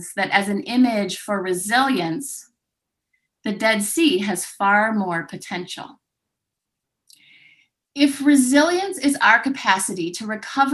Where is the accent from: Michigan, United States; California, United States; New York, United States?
Michigan, United States; growing up in Michigan, with its great lakes and green trees